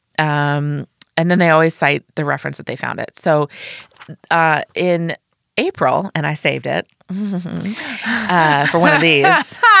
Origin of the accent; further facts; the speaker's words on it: Midwest, United States; now in New York, United States; I'm from the Midwest